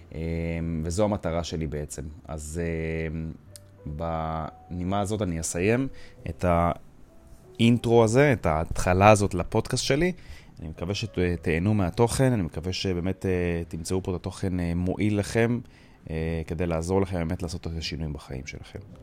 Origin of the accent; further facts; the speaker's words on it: Jerusalem, Jerusalem District, Israel; אני גדלתי בבית חרדי בירושלים